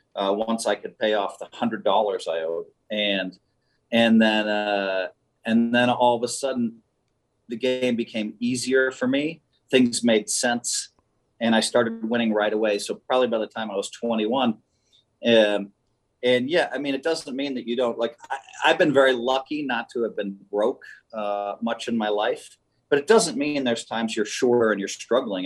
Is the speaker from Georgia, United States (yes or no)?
no; Madison, Wisconsin, United States; moved away; I grew up in Madison.